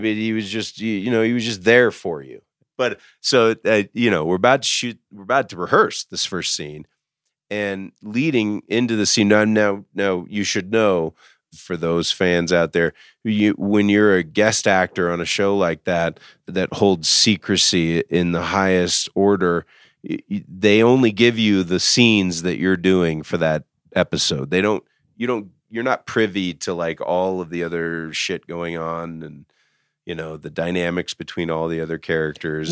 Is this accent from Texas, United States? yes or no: yes; Dallas, Texas, United States; moved away; I was from Dallas